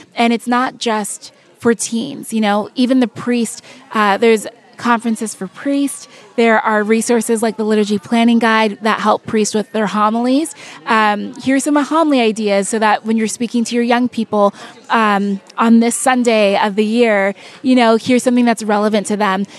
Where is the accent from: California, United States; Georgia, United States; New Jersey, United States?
California, United States; I was born and raised in California, but my parents are born and raised in, in Nigeria.